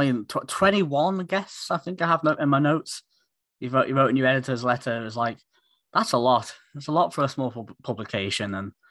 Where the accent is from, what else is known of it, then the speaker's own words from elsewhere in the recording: Isle of Man; because I'm from the Isle of Man originally.